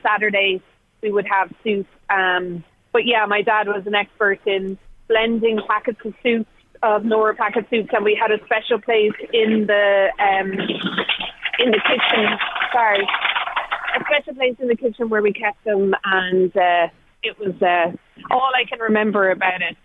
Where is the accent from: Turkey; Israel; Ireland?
Ireland; Tipperary, Munster; I grew up in Tipperary